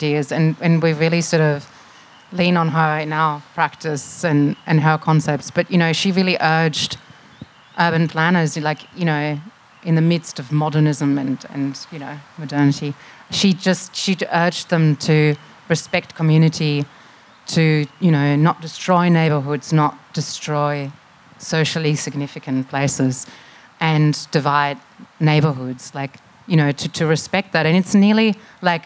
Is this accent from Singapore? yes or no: no; Germany; now in Melbourne, Australia; I'm from Germany originally